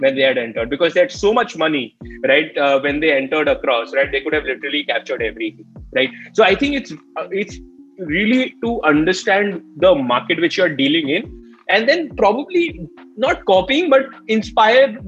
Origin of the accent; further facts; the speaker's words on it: India; as Indian businesses